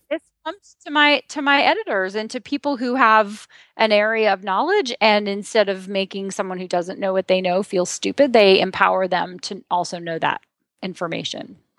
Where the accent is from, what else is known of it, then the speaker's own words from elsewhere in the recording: Ohio, United States; a farm girl from Ohio